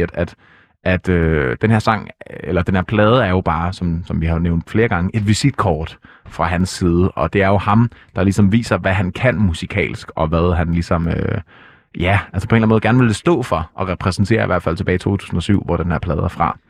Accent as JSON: {"language": "Danish", "country": "Denmark", "said": "nu er jeg jo ikke fra Jylland. Jeg er fra provinsen dog"}